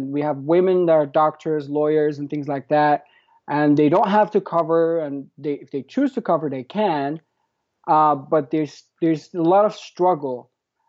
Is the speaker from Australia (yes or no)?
no; Morocco; moved away as an adult; now in United States; So I grew up in Morocco, and I traveled back and forth, but I moved to the United States at the age of 27, and I've been here for 10 years straight, like without moving back and forth.